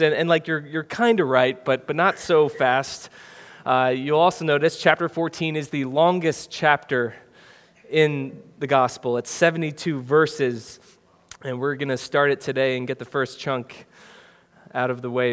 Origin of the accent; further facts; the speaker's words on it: Wisconsin, United States; moved away as an adult; now in New Jersey, United States; we're all from Wisconsin